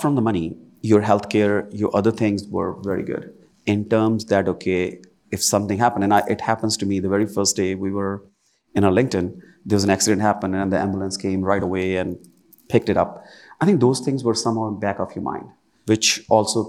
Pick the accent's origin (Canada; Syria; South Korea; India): India; moved away as an adult; also born or lived in Williamsburg, Virginia; now in United States; that part where I was born